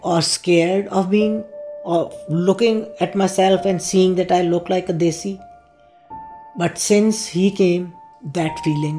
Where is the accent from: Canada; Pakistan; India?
Pakistan; now in United States; I am from Pakistan and I am a Muslim